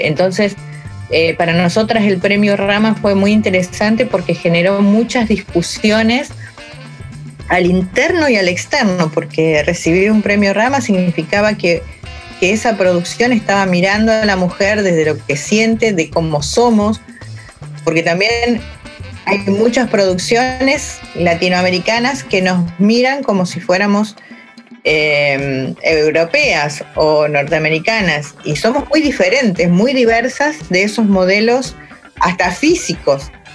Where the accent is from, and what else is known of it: Argentina